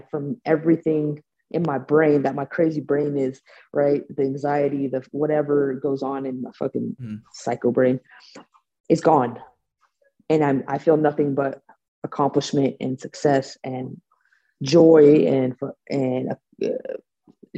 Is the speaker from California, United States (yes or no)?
yes; Bay Area, California, United States; I'm from the Bay Area, so Silicon Valley.